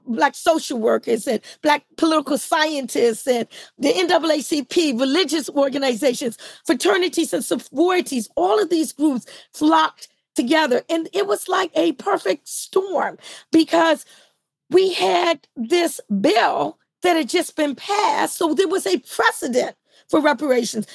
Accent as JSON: {"language": "English", "town": "Washington", "region": "District of Columbia", "country": "United States", "tie": "born or raised there", "said": "I grew up in DC"}